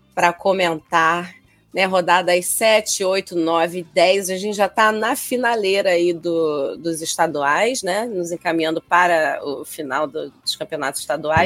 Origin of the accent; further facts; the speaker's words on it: Rio de Janeiro, Brazil; carioca, flamenguista